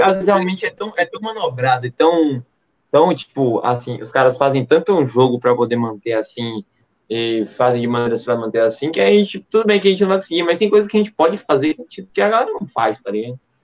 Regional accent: Brazil; nós somos do Brasil

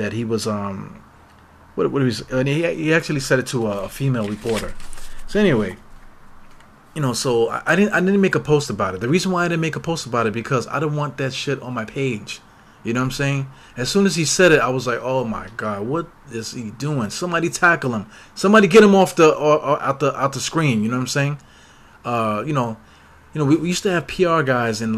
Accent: New York City, New York, United States; I'm from East New York, Brooklyn

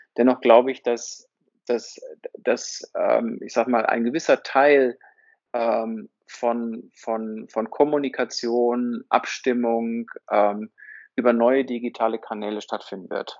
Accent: Herford, North Rhine-Westphalia, Germany; also born or lived in Bielefeld; Ich bin in Herford geboren

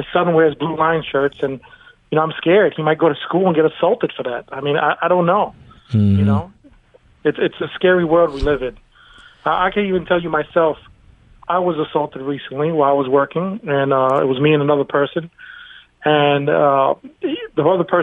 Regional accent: New York City, New York, United States; now in Leesburg, Virginia, United States; I grew up in Brooklyn, New York

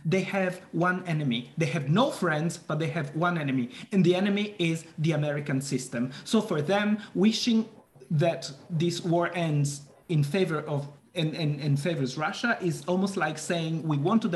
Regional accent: Italy; moved away; I come from Italy

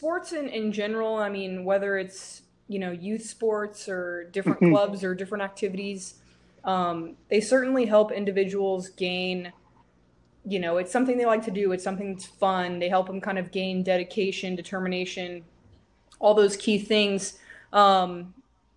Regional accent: San Diego, California, United States; moved away as an adult; now in Houston, United States; I'm from San Diego, and then went to school in Northern California

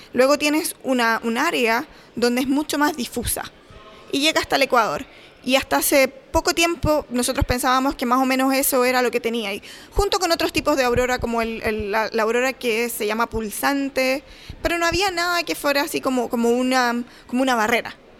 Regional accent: Chile; moved away as an adult; also born or lived in Los Angeles, United States; now in Calgary, Canada; Soy chilena, obviamente, y ahora estoy trabajando en la Universidad de Calgary, en Canadá

